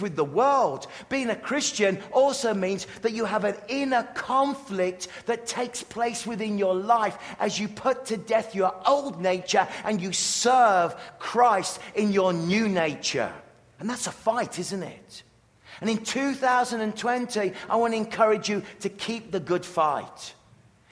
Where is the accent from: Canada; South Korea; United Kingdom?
United Kingdom; England; growing up in England